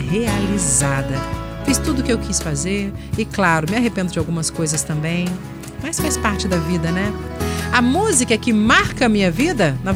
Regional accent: Espírito Santo, Brazil; now in Vila Velha, Brazil; tenho 36 anos, sou capixaba de documento e mineira de coração.

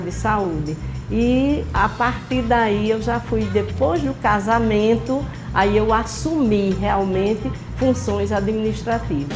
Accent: Mossoró, Rio Grande do Norte, Brazil; also born or lived in Patu; fiz minha infância em Mossoró.

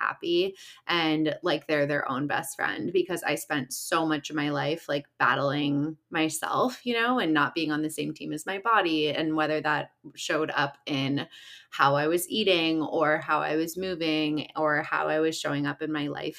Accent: Chicago, Illinois, United States; moved away as an adult; now in Los Angeles, United States; I live in LA and I'm originally from Chicago. So Midwest girl

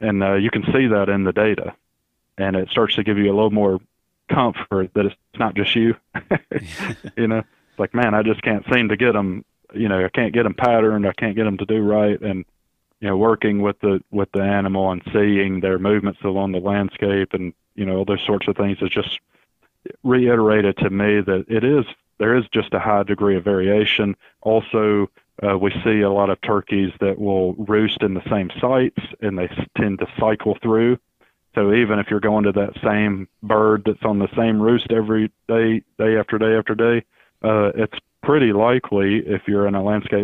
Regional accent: Alabama, United States; moved away as an adult; also born or lived in Mississippi; now in Florida, United States; I actually grew up in Alabama, in case everybody's wondering where the accent is from

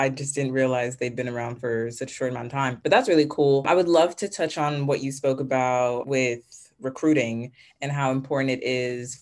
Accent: New York, United States; We're both from New York

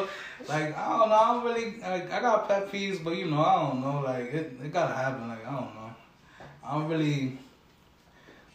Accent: Hartford, Connecticut, United States; also born or lived in Wethersfield; Hartford is really where I grew up for real

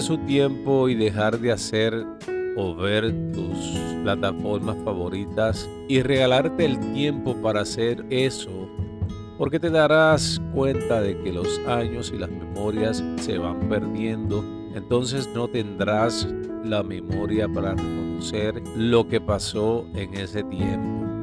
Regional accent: Puerto Rico; moved away; como puertorriqueño nacido y criado en esta isla tan hermosa

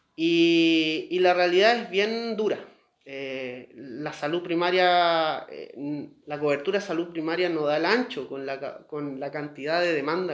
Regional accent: Valparaíso, Chile; yo nací en el Hospital Van Buren, me atiendo en el Cefam Reina Isabel

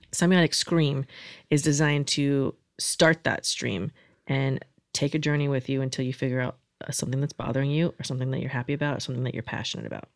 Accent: Florida, United States; I'm from Florida

